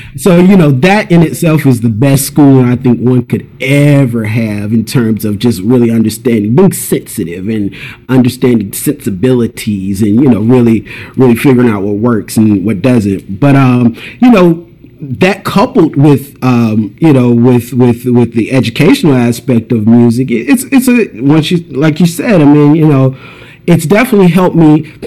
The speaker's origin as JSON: {"language": "English", "town": "Durham", "region": "North Carolina", "country": "United States", "tie": "born or raised there", "moved": "yes", "lives_now": "Los Angeles, United States", "said": "I'm from North Carolina. I grew up in a place called Durham, like the Raleigh Durham area"}